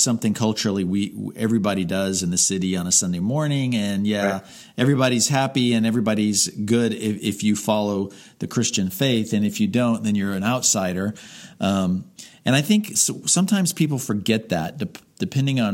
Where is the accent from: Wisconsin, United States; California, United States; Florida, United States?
Florida, United States; Miami; I grew up in Miami